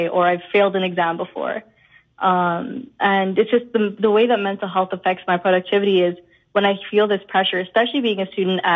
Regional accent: Winnipeg, Manitoba, Canada; moved away as an adult; now in Toronto, Canada; I grew up in Winnipeg, even though I go to U of T now

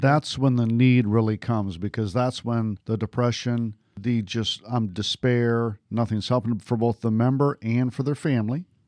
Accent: just outside of Detroit, Michigan, United States; I grew up just outside of Detroit

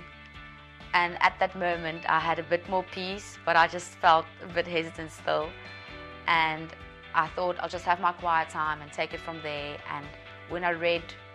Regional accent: South Africa; I'm from South Africa

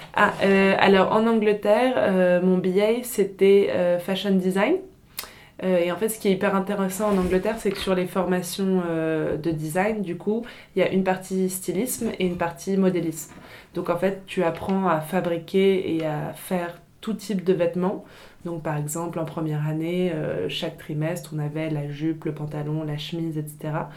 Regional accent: Paris, Île-de-France, France; also born or lived in England / Italy; je suis née et j'ai grandi euh, à Paris

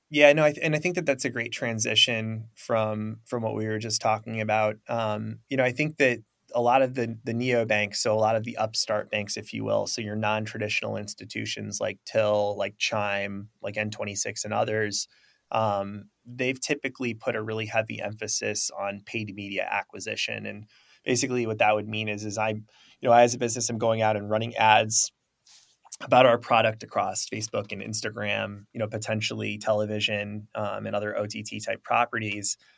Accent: Traverse City, Michigan, United States; I'm from the Midwest, you know, Traverse City, Michigan

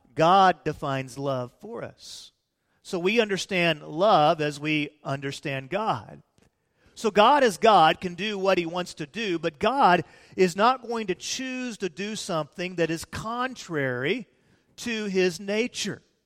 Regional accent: Peoria, Illinois, United States; moved away; I was born in Peoria, Illinois, in the Methodist Hospital

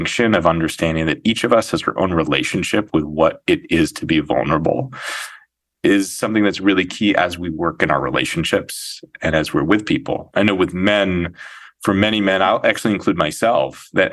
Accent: Santa Fe, New Mexico, United States; moved away as an adult; also born or lived in Ohio; now in New York City, United States; I grew up in Santa Fe, New Mexico

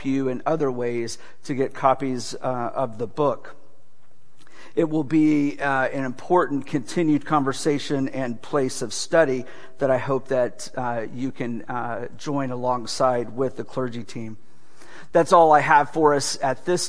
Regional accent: Gulf Coast of Texas, United States; moved away as an adult; now in Southwest Florida, United States; growing up on the Gulf Coast of Texas

